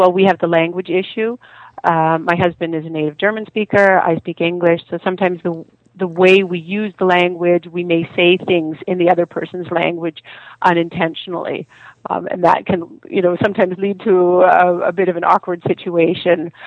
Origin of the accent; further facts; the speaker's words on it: Canada; I'm Canadian and my husband is Austrian.